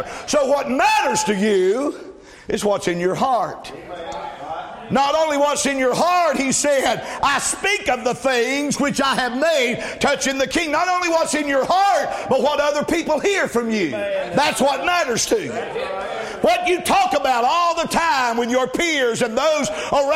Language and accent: English; the South, United States; I'm from the South